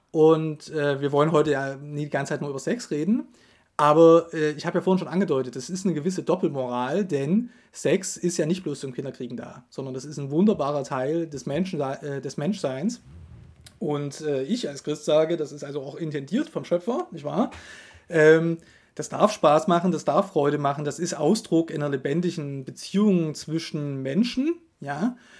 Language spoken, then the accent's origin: German; Germany; bei uns in Deutschland